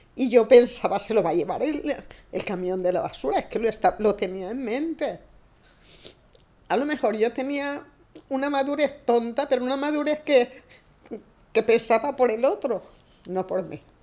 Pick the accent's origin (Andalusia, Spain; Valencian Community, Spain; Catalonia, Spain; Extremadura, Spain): Extremadura, Spain; Cáceres; moved away as an adult; now in Palma, Spain; Nosotros vivimos en la calle Berrocala número 22, que estaba bien al centro de Cáceres. Y allí nací yo.